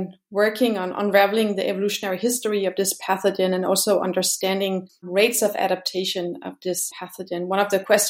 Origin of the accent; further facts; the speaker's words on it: Denmark; also born or lived in Brazil / Switzerland; now in Kiel, Germany; I am originally from Denmark.